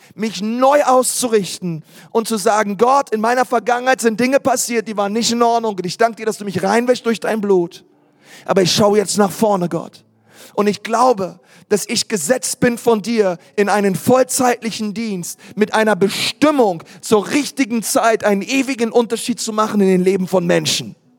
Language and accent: German; Berlin, Germany; ich bin in Berlin geboren